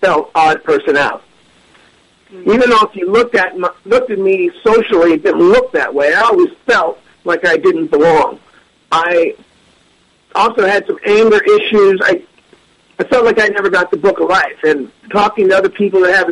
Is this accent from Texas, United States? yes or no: no; Northern California, United States; I'm from Northern California